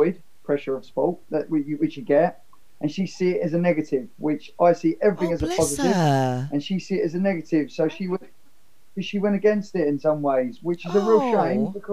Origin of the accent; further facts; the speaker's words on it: Crawley, South East England, United Kingdom; also born or lived in Redhill; now in Dorking, United Kingdom; I was born in Crawley. And lived all of my childhood in Crawley. So Crawley's my hometown